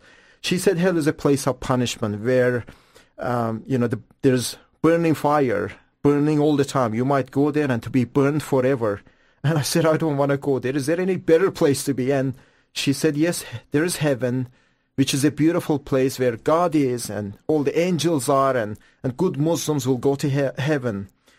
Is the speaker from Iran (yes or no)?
yes; Iran; English is a second language; moved away; I grew up just a year after revolution in Iran, and still Iran was a good country.